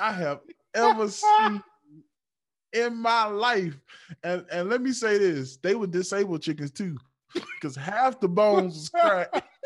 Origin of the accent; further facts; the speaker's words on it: Eastern North Carolina, United States; I'm from Eastern North Carolina.